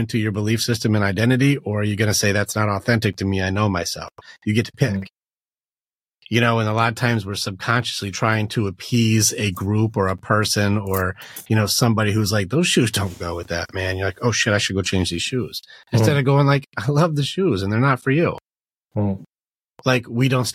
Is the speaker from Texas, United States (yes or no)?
no; Detroit, Michigan, United States; moved away; also born or lived in Virginia; I grew up in Detroit